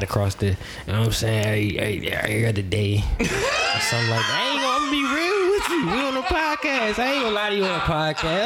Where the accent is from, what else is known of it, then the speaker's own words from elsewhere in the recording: Charlotte, North Carolina, United States; moved away; also born or lived in Arlington, Virginia; I came from the South. Charlotte, North Carolina, to be exact